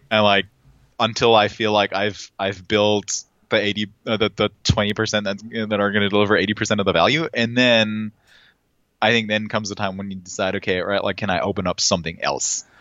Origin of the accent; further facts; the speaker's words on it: Germany; I'm from Germany